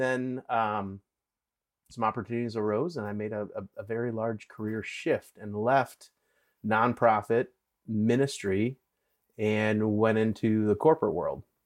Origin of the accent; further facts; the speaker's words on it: Wisconsin, United States; I grew up in Wisconsin